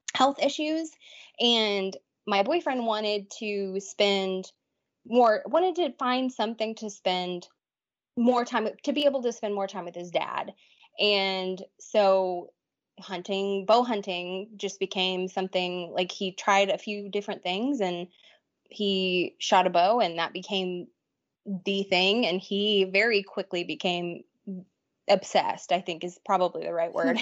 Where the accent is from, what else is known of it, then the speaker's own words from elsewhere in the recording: Texas, United States; born and raised in Texas